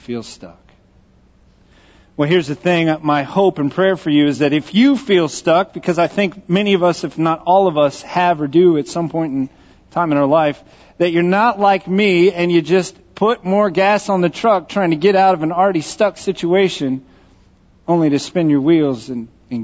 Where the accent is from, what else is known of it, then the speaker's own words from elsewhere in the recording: Texas, United States; accent: Texas; I grew up in Texas